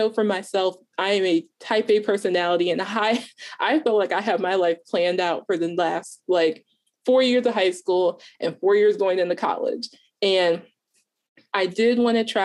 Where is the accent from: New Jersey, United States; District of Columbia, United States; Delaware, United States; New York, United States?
Delaware, United States; I am a freshman college student, going to be a sophomore in the fall, and I am from Delaware